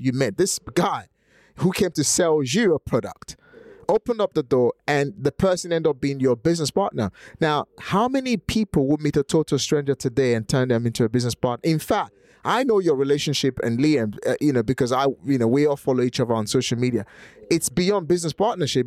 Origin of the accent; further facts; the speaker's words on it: Nigeria; English is a second language; now in United Kingdom; in Nigeria, where I'm from